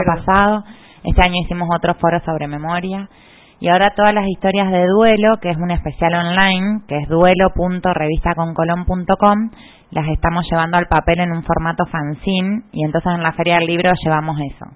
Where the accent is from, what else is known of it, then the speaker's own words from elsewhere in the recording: Argentina; now in Panama; Soy argentina